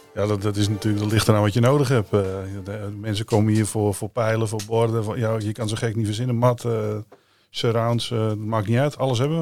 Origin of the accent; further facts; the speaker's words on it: Netherlands; als Nederlander